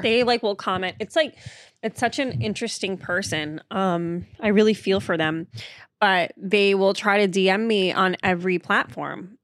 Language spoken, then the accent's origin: English; Marshfield, Massachusetts, United States; moved away; I grew up in Massachusetts, um, in a town called Marshfield